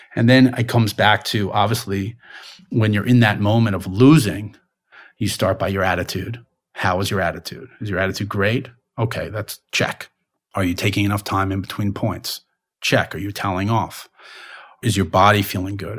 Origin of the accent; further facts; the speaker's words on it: Long Island, New York, United States; I grew up in Long Island